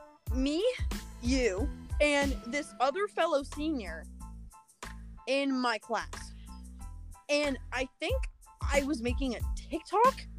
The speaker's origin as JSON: {"language": "English", "town": "Plymouth", "region": "Massachusetts", "country": "United States", "said": "I'm from Plymouth, Massachusetts"}